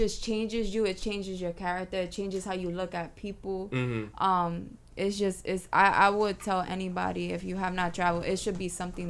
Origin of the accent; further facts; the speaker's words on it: New York City, New York, United States; I'm from the Bronx.